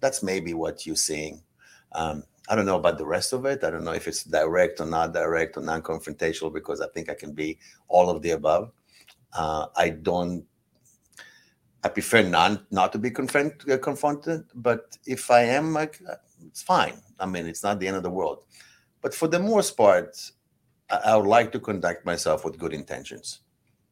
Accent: Israel; now in Los Angeles, United States; I grew up in Israel. I grew up as a farmer

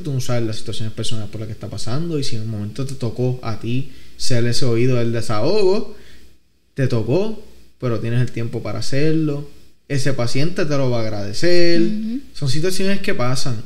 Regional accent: Vega Baja, Puerto Rico; soy de Vega Baja

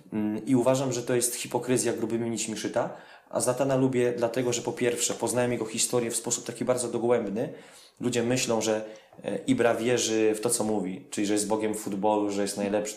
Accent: Poland; z Polski

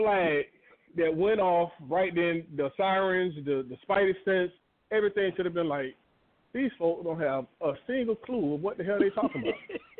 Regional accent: Tampa, Florida, United States; now in Georgia, United States; growing up in Ybor City, it was predominantly Black and Hispanic.

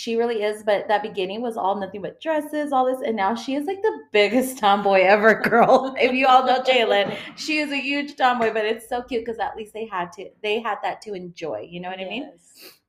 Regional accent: San Elizario, Texas, United States; I grew up in San Elizario

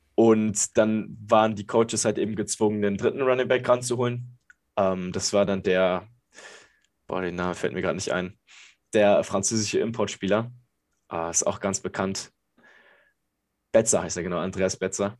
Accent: Berlin, Germany; Ich bin geboren in Berlin. Ich komme aus Berlin, bin hier aufgewachsen.

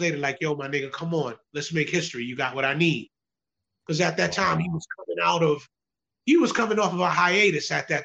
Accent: New York City, New York, United States; I was born and raised in the Bronx

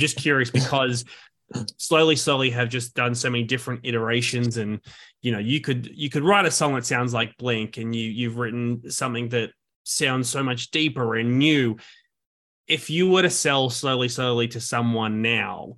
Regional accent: Sydney, New South Wales, Australia; now in New York, United States; I'm from Sydney

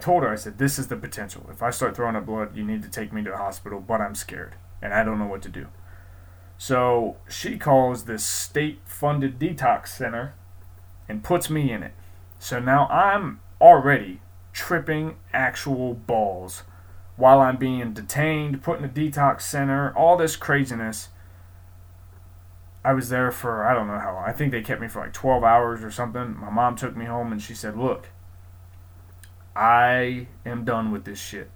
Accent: Columbus, Ohio, United States; also born or lived in Galloway, Ohio; I grew up in Columbus, Ohio, but I'm from Galloway, Ohio

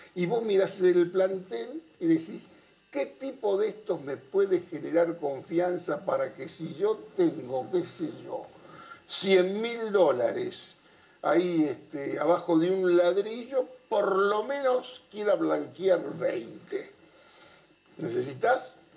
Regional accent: Avellaneda, Buenos Aires Province, Argentina; Yo soy de Avellaneda

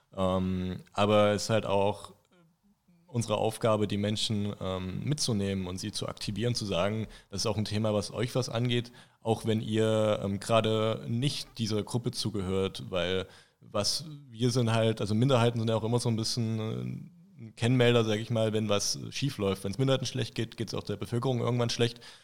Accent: Thuringia, Germany; also born or lived in Potsdam, Brandenburg; now in Erfurt, Germany; Mittlerweile schon zwei Jahrzehnte jetzt in Thüringen, mittlerweile wohne ich in Erfurt.

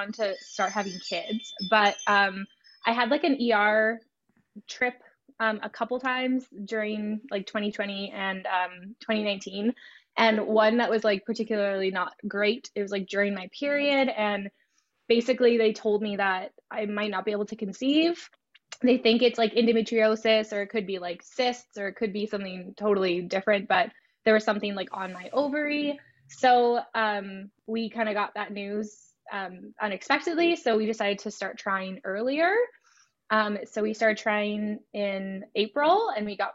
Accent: Canada; I'm from Canada

